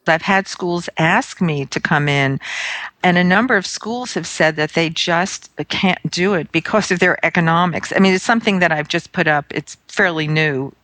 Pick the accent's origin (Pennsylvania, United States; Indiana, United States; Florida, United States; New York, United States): New York, United States; New York City; I'm from Brooklyn, New York